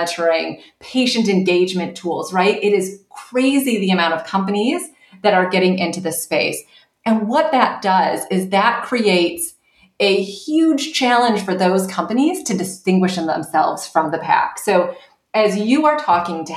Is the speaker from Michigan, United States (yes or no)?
yes; right outside of Detroit, Michigan, United States; I grew up in Michigan, right outside of Detroit